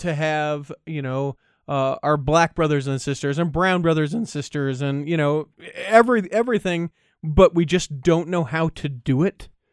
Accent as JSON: {"language": "English", "region": "Utah", "country": "United States", "tie": "born or raised there", "said": "I was born and raised in Utah"}